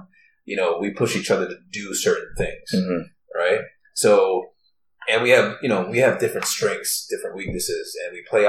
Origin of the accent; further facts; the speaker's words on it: Markham, Ontario, Canada; I'm from Markham. We don't even have a police station in Markham.